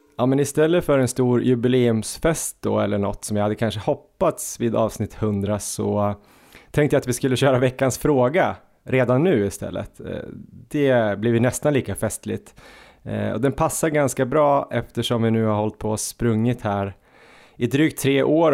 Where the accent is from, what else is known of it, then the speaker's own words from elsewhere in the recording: Jämtland, Sweden; vi är från Jämtland